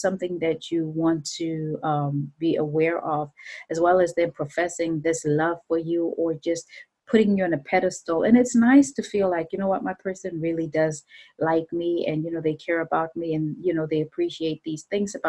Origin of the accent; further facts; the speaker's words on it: Zimbabwe; I'm from Zimbabwe.